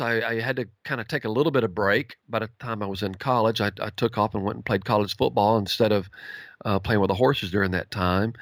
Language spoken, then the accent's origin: English; Campbell, Texas, United States; also born or lived in Sulphur Springs, Texas; I was born and raised in East Texas